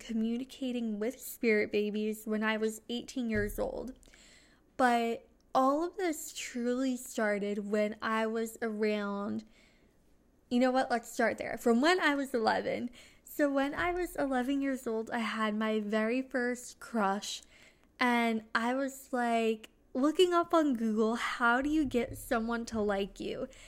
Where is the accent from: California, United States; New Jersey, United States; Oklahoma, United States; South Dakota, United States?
New Jersey, United States; I'm from New Jersey.